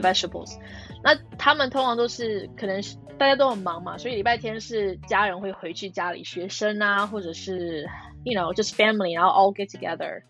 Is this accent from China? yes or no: no; California, United States; Chinese is a second language; moved away as an adult; also born or lived in Taiwan; now in London, United Kingdom; 因为我是加州长大的，所以我们就是，我们其实下雨机会也蛮，有下雨啦，但是我们还是有四季